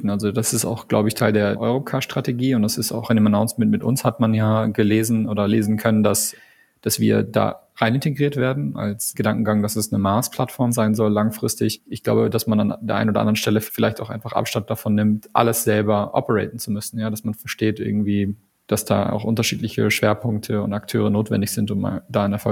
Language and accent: German; Canada; also ich bin ja Kanadier, ne?